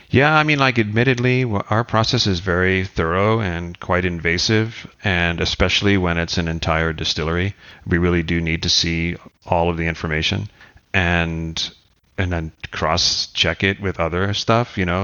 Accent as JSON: {"language": "English", "country": "United States", "said": "we come from the States"}